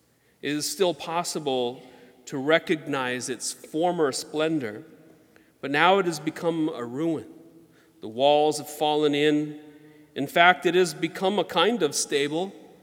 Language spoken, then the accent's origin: English; Georgia, United States; the Spanish moss that hung from the trees where we grew up in Georgia